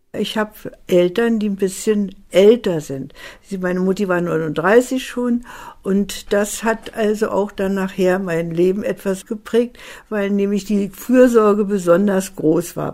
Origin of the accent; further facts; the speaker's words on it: Berlin, Germany; als Berliner Kind wurde ich evakuiert